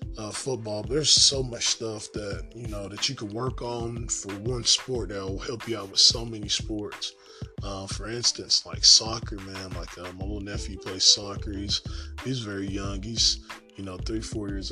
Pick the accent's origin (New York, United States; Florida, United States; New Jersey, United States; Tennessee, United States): Tennessee, United States; Morristown; I grew up in Morristown, Tennessee, born and raised, and grew up active in sports